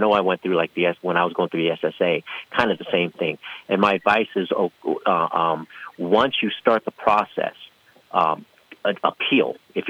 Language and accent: English; San Francisco, California, United States; also born or lived in San Diego; now in Las Vegas, United States; I was originally born and raised in San Francisco.